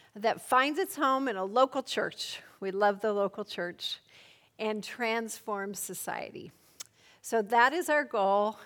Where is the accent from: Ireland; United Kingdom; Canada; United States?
United States; Colorado; moved away as an adult; now in Poland; I'm from Colorado, a native of Colorado